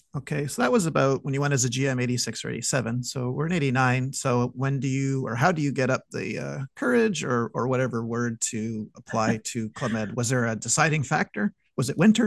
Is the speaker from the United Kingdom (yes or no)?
no; Montreal, Quebec, Canada; I'm from Montreal